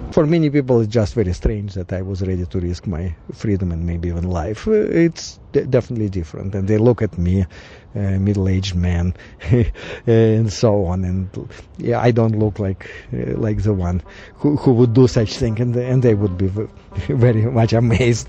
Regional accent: Russia; English is a second language; moved away as an adult; now in United States; when I left Russia, I was uh, 33, and now I'm almost 60

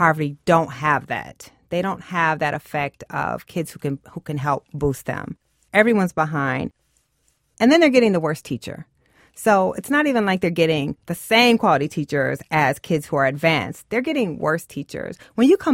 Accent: Waterloo, Iowa, United States; I grew up in Waterloo, Iowa.

